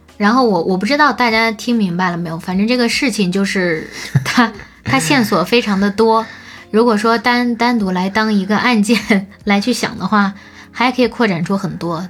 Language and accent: Chinese; China; 那我们中国人干嘛要遵守呢？